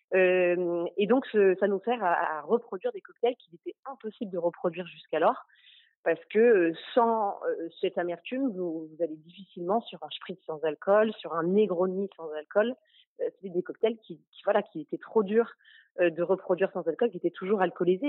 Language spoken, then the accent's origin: French; Normandy, France; on est normand